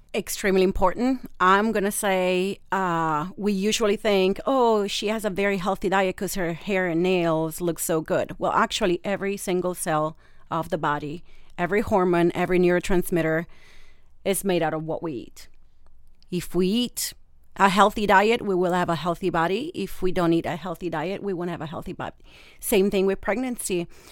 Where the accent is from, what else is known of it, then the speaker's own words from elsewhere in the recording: Rome, Lazio, Italy; English is a second language; moved away as an adult; now in San Diego, United States; I have a little bit of an accent. I'm from Rome, Italy, born and raised.